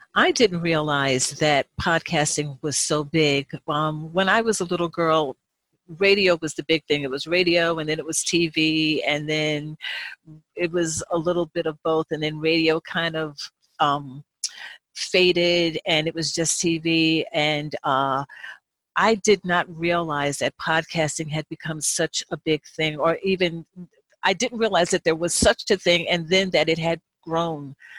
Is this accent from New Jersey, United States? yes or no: yes; New Jersey, United States; I grew up in New Jersey